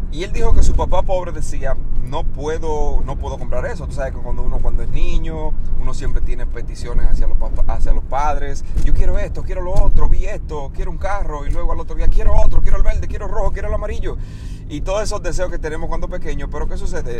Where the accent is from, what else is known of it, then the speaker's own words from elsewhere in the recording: Dominican Republic; moved away as an adult; República Dominicana, donde yo soy, soy de República Dominicana, llegué a este país a los 18 años